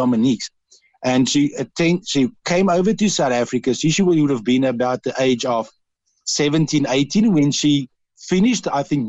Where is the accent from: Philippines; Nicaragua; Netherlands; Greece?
Netherlands; accent: Dutch; English is a second language; now in Cork, Ireland; I was brought up with all the principles of the Irish, and believe it or not, with my Dutch accent as well, I've got a lot of the sayings